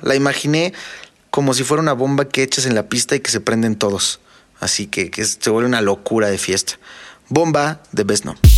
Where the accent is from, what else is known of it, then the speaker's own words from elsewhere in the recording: Mexico; somos mexicanos